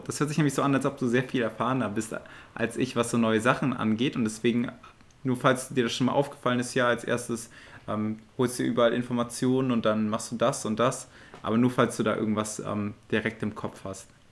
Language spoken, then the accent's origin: German; Aachen, North Rhine-Westphalia, Germany; moved away as an adult; now in Zurich, Switzerland; ich bin in Aachen aufgewachsen und jetzt bin ich in Zürich